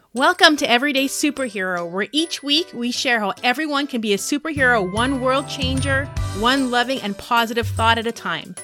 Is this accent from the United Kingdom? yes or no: no; Saskatchewan, Canada; I grew up in Saskatchewan. I was a farm kid